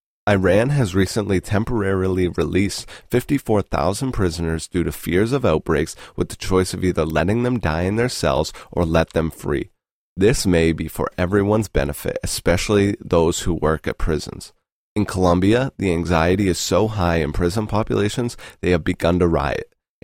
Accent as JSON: {"language": "English", "country": "Canada", "said": "As a Canadian citizen, I hope we listen."}